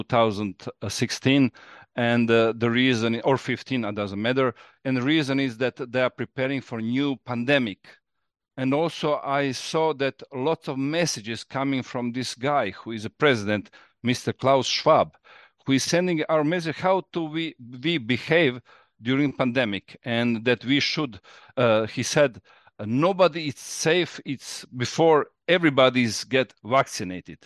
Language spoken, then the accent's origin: English; Croatia; I'm from Croatia